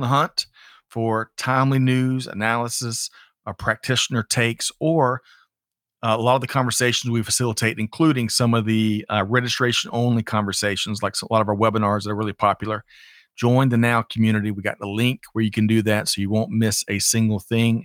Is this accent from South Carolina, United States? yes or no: yes; Aiken, South Carolina, United States; I grew up in Aiken, South Carolina, getting my hair cut.